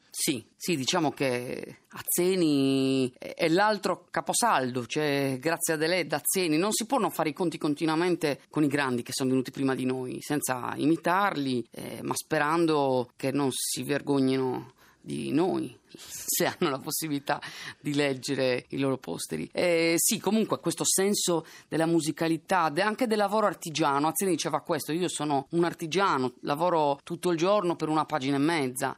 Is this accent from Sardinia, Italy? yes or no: yes; Sardinia, Italy; sono sardo